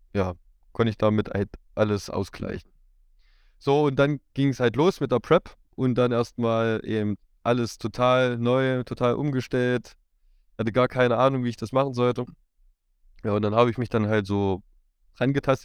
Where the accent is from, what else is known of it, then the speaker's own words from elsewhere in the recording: Erfurt region, Thuringia, Germany; Ich komme so aus Erfurt, in der Region Erfurt